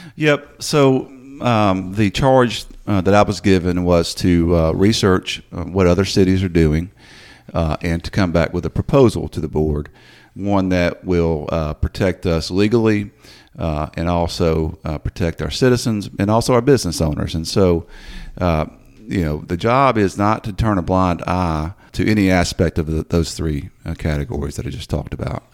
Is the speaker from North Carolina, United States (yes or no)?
no; Memphis, Tennessee, United States; moved away as an adult; also born or lived in Greenville, Mississippi / Clarksdale, Mississippi; now in Hernando, United States; I grew up in the Whitehaven area